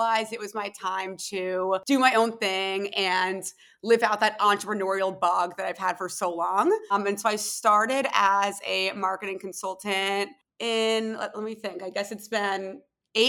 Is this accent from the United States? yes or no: yes; Philadelphia, Pennsylvania, United States; moved away as an adult; also born or lived in Tel Aviv; I was born and raised in Philadelphia, went to school in Philly, and then actually moved to Tel Aviv right after I graduated from college